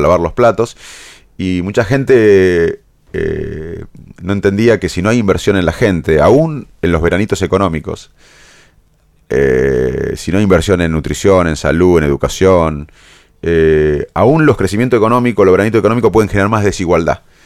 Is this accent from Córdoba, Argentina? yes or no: no; Salto, Buenos Aires Province, Argentina; moved away; me crié, como sabes, en Salto